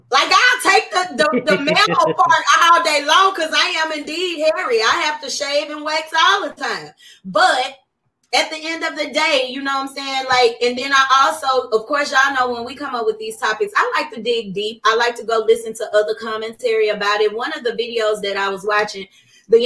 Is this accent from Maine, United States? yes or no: no; Arkansas, United States; I'm from Arkansas